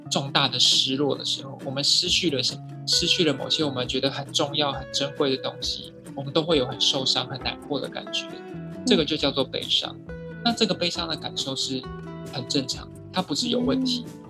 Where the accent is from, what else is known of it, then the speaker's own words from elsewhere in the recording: Taiwan; 我们台湾人